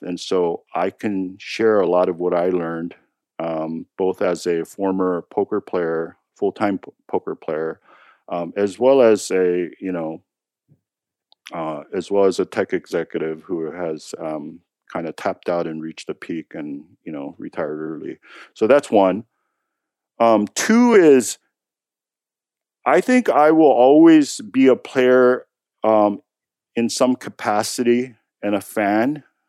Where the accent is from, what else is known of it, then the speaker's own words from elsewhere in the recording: United States; I'm American